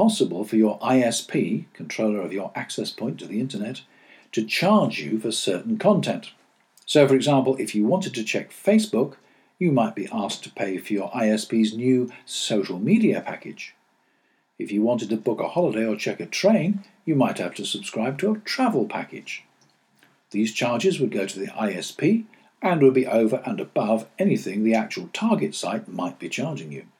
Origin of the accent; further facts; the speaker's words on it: United Kingdom; we British